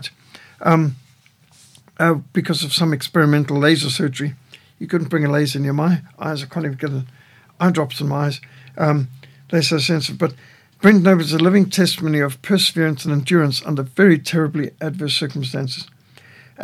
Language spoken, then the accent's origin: English; South Africa; I'm from South Africa